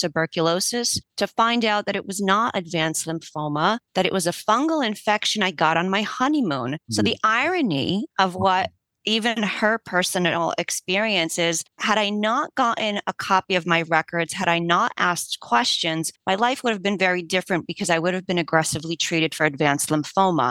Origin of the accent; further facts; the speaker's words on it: United States; first language Polish; English is a second language; My family's from Poland. And while I was born here, I only spoke Polish at home, only went to Polish school